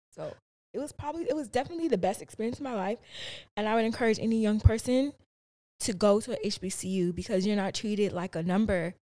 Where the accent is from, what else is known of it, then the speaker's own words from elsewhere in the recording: Chicago, Illinois, United States; I grew up in the South Side of Chicago